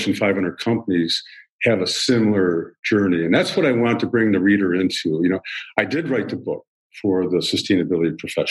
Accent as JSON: {"language": "English", "town": "Chicago", "region": "Illinois", "country": "United States", "tie": "born or raised there", "said": "I grew up in Chicago. I'm a Midwestern guy"}